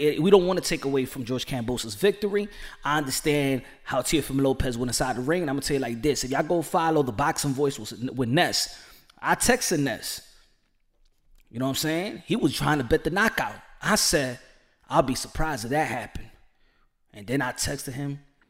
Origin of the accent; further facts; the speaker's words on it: Dominican Republic; English is a second language; I'm from Dominican Republic.